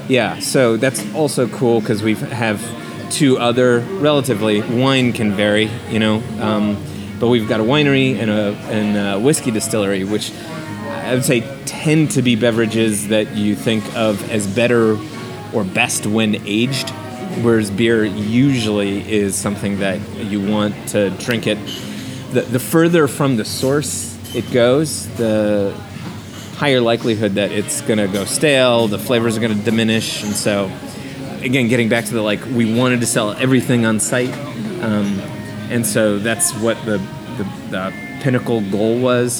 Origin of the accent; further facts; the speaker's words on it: New Jersey, United States; moved away as an adult; also born or lived in New York City; now in Austin, United States; I grew up in the Northeast. I'm from New Jersey, which is the best state in the country